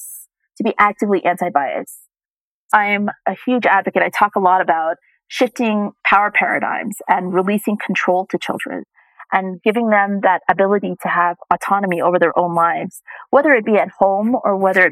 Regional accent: United States; moved away; I was born and raised in the United States

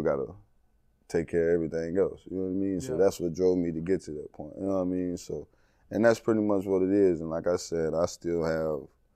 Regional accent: East Texas, United States; moved away as an adult; now in Miami, United States; I grew up in the country

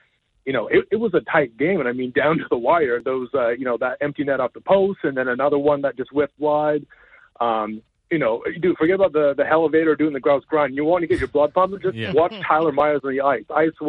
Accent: Canada; it's never too early to scoreboard watch as a Canadian hockey fan, right?

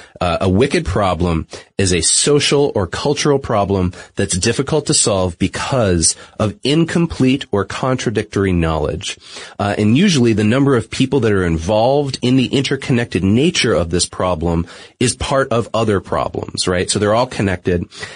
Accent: New England, United States; I'm from New England originally. Most people probably don't notice that because I tried not to affect my accent on the air. Whenever the word wicked is thrown into something, it might seep out a little bit here or there.

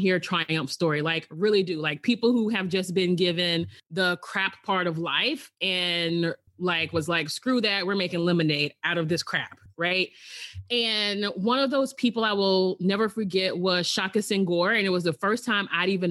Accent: Alabama, United States; I'm originally from Alabama

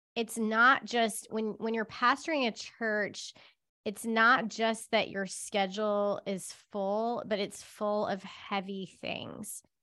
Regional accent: Charlotte, North Carolina, United States; moved away; I grew up in Charlotte

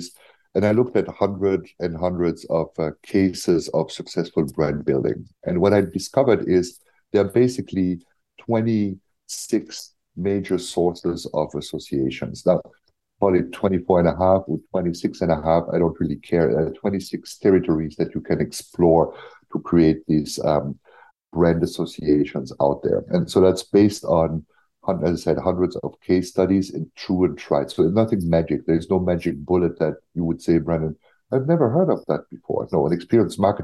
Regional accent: Germany; I'm from Germany

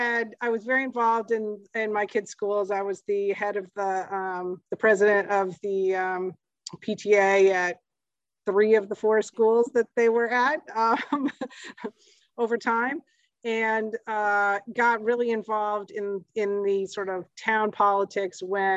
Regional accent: Midwest, United States; Frankly, I grew up in the Midwest.

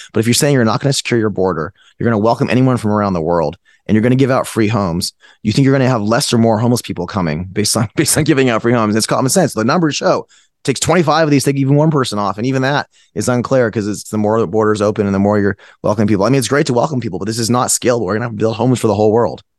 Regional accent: Fremont, California, United States; moved away as an adult; also born or lived in Palo Alto, California; now in Texas, United States; I'm from Fremont, California. I went to high school there. I went to school in Palo Alto. So I, I was in California my whole life

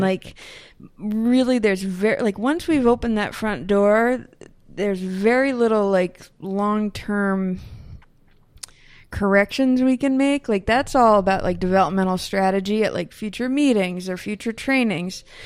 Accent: Northeast, United States; also born or lived in Berkeley, California; now in Burlington, Vermont, United States; growing up in the Northeast

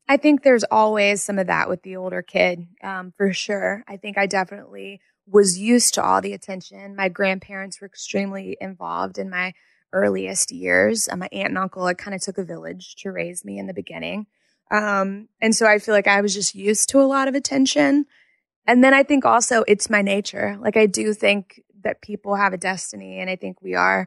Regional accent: Jackson, Mississippi, United States; also born or lived in Madison, Mississippi; I grew up in Jackson, Mississippi.

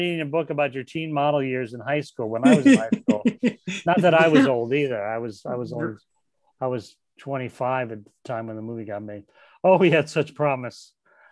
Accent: South Bend, Indiana, United States; moved away as an adult; I lived next to the mall growing up in Indiana

